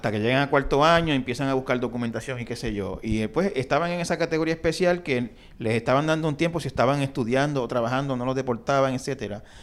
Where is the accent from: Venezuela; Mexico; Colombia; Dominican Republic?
Dominican Republic; me doy cuenta de que yo estoy en esa categoría de dreamer y soy dominicano, vengo aquí y ¿qué pasa?